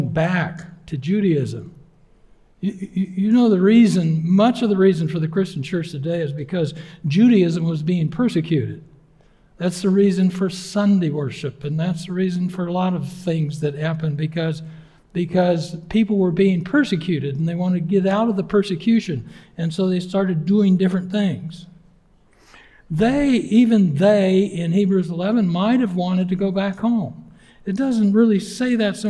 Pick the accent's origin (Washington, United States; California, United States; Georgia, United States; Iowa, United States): Washington, United States; Yakima Valley; now in Keene; my wife and I grew up in the Northwest. She in Bellingham and me in the Yakima Valley